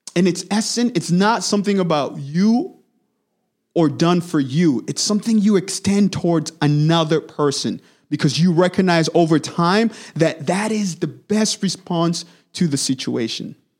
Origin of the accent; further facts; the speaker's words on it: DR Congo; moved away; I was born and raised in the Democratic Republic of Congo, heart of Africa